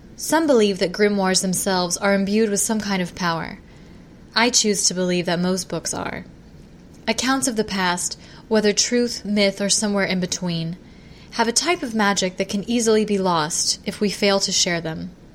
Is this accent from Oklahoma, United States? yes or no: yes; southwest Oklahoma, United States; I was a curious and imaginative child who grew up in southwest Oklahoma